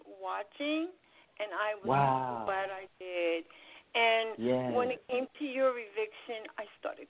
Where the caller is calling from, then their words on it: New York City, New York, United States; I'm calling from New York City.